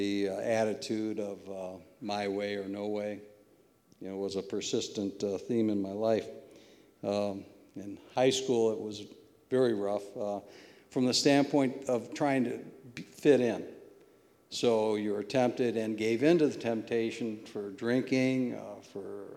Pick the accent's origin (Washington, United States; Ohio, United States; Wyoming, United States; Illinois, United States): Ohio, United States; Toledo; I was raised in the Old West End